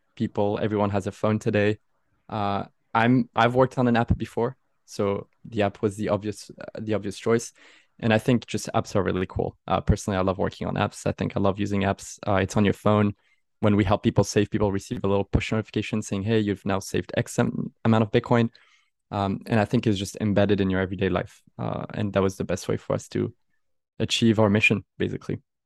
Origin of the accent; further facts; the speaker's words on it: Aix-en-Provence, Provence-Alpes-Côte d'Azur, France; moved away as an adult; now in Paris, France; I'm originally from Aix-en-Provence